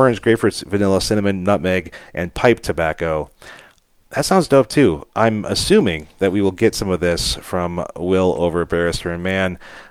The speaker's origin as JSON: {"language": "English", "town": "Cleveland", "region": "Ohio", "country": "United States", "tie": "born or raised there", "said": "He's a year and a half younger than me, mm-hmm. and we grew up in Cleveland, of course."}